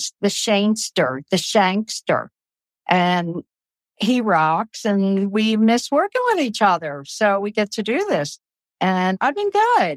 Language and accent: English; Baltimore, Maryland, United States; accent: Baltimore; now in Eastern Shore, Maryland, United States; my Baltimore accent